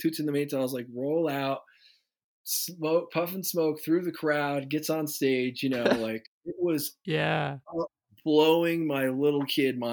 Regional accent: Basking Ridge, New Jersey, United States; growing up in New Jersey.

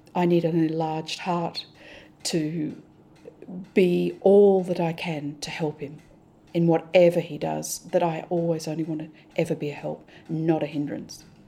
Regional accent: Australia; moved away as an adult; now in Hong Kong; We're Australian, we're privileged. I thank God for our Australian privileges.

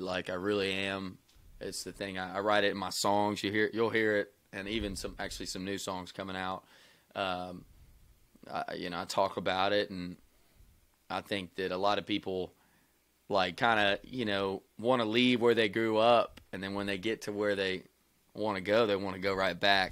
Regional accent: Wilmore, Kentucky, United States; moved away; I'm from Wilmore, Kentucky, man. It's two stoplights and a railroad track.

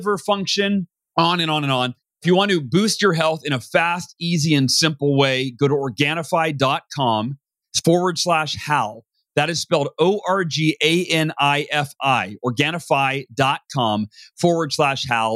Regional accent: Oakhurst, California, United States; born or raised there

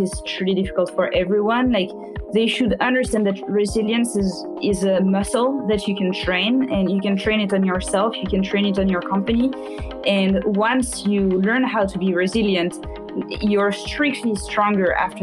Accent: France; moved away; I was raised in France

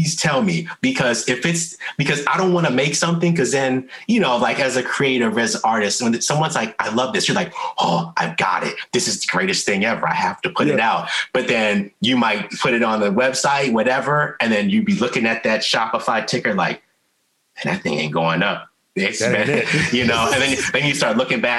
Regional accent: Columbia, Maryland, United States; also born or lived in Baltimore, Maryland; I'm from Columbia, but, you know, I've always, my family's in Baltimore, you know, I went to school in the county, always played in the city and everywhere.

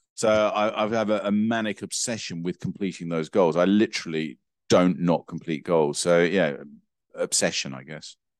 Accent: England, United Kingdom; as an English person, for me

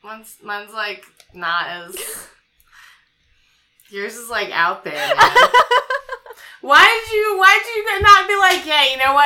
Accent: United States; I'm an American, so I'm used to hearing that they're bad luck

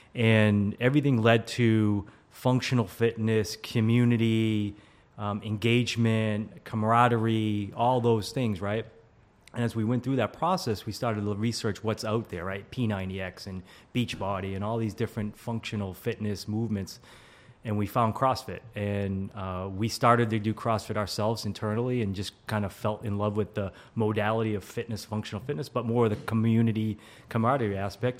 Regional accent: Walpole, Massachusetts, United States; I am originally from the Boston area. Uh, grew up in Walpole, Massachusetts, small suburb outside of uh, Boston, like 20 minutes south

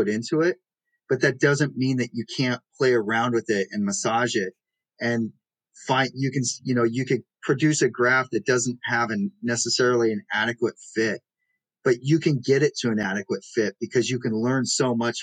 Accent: Pacific Northwest, United States; now in New York City, United States; I'm originally from the Pacific Northwest

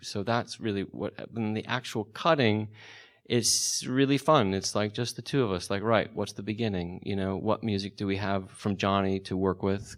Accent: the Valley, California, United States; I'm from the Valley

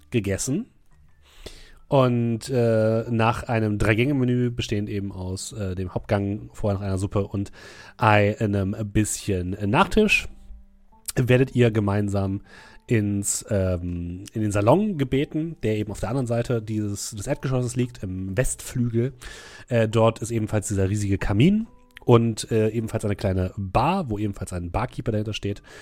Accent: United States; German is a second language; ich als Amerikaner habe natürlich Patriotismus im Blut

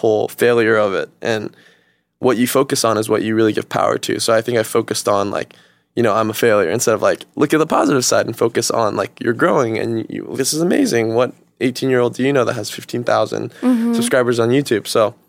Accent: Stockton, California, United States; now in Los Angeles, United States; I'm from Stockton

